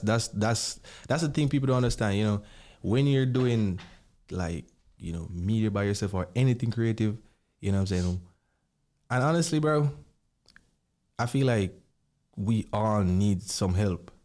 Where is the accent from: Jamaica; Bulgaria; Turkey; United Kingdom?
Jamaica; growing up in Jamaica